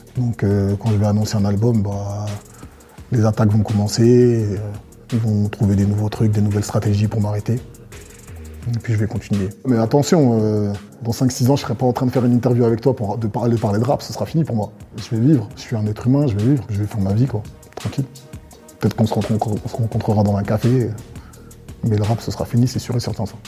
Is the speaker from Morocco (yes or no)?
no; Côte d’Ivoire; now in France; Je viens de Côte d'Ivoire, français d'origine ivoirienne, d'une ethnie euh, qu'on appelle les BT